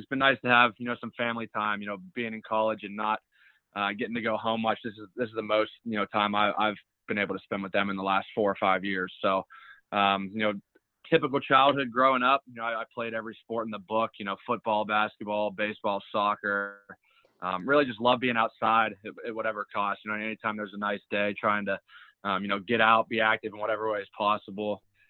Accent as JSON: {"language": "English", "town": "Pittsburgh", "region": "Pennsylvania", "country": "United States", "tie": "born or raised there", "also_born_or_lived": "Atlanta", "said": "I was born in Atlanta, Georgia. I was 1 year old. We moved to Ohio. My brother was born there. And then I've been in Pittsburgh, PA since I've been 3 years old. So I like to say I'm kind of born and raised here"}